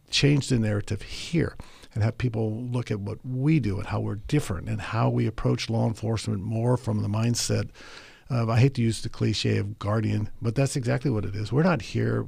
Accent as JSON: {"language": "English", "town": "Monterey", "region": "California", "country": "United States", "tie": "born or raised there", "also_born_or_lived": "Tokyo, Japan", "said": "I was born and raised in Tokyo, Japan, where I lived for the first ten years of my life. Our family moved to Monterey, California when I was going into the fifth grade"}